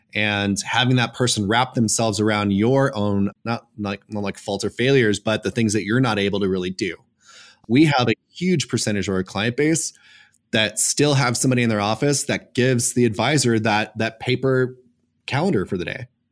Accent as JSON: {"language": "English", "town": "Los Angeles", "region": "California", "country": "United States", "tie": "born or raised there", "said": "I was born and raised in Los Angeles"}